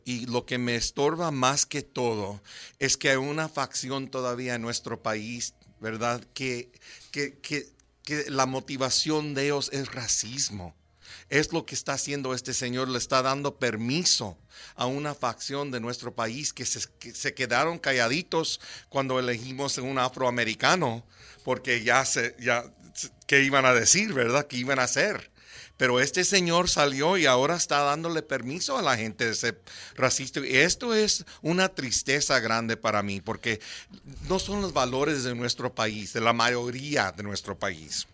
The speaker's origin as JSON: {"language": "Spanish", "country": "United States", "first_language": "English", "second_language": "Spanish", "said": "mi primer idioma era inglés y entonces hablando en español es un poco difícil para mí"}